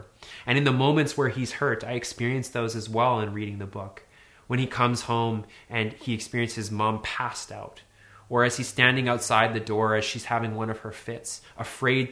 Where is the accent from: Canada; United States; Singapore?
Canada; Northern Alberta; I grew up in Northern Alberta in the 80s and 90s